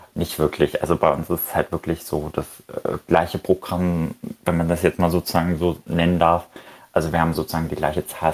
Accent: Germany; also born or lived in Berlin; bei uns in Deutschland

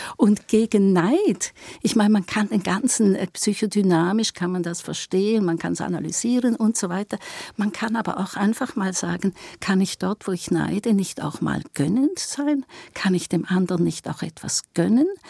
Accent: Eastern Switzerland, Switzerland; ich bin auch eine Schweizerin und ich komme aus der Ostschweiz

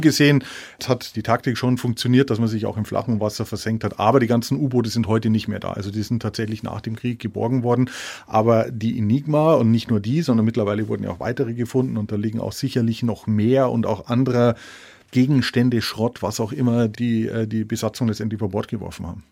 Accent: Walchensee, south of Munich, Bavaria, Germany; moved away; am Walchensee, meiner alten Heimat äh, südlich von München

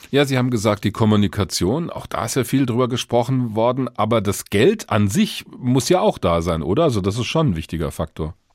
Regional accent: Germany; Bei uns in Deutschland

